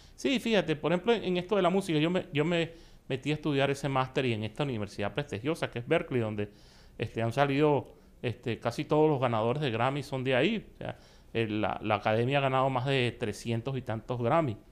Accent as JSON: {"language": "Spanish", "country": "Venezuela", "moved": "as an adult", "lives_now": "Miami, United States", "said": "formé parte de grupos bastante famosos en mi país que ganaron hasta el premio mayor en mi país llamado Puro de Oro. Y em, bueno, fui poco a poco haciendo relaciones y estudiando con los mejores maestros de allá de Venezuela"}